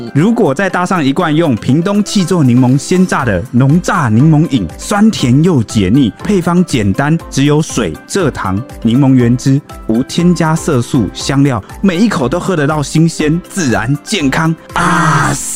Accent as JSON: {"language": "Chinese", "country": "Taiwan", "said": "想要打击我们台湾人的士气啦"}